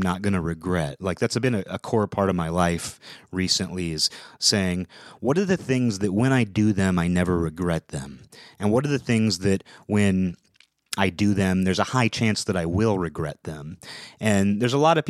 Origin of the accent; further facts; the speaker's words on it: Seattle, Washington, United States; I'm from the Seattle area